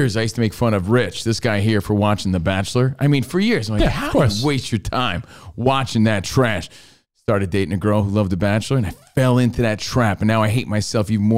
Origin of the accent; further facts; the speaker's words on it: New Jersey, United States; I was from New Jersey